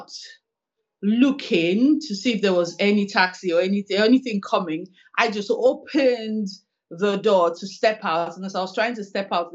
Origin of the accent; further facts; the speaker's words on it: Warri, Delta, Nigeria; moved away as an adult; also born or lived in Lagos / Makurdi, Benue State / Kaduna / Port Harcourt; now in Edinburgh, United Kingdom; I was born in Warri. I schooled in Warri. I did my secondary school in Warri, Our Ladies High School